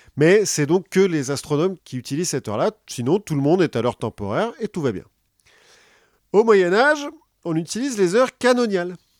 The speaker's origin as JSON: {"language": "French", "country": "France", "said": "comme on est français"}